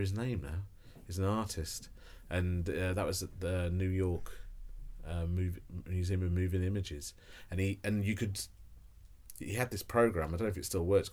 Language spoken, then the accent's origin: English; Tamworth, West Midlands, United Kingdom; I'm from Tamworth in the Midlands.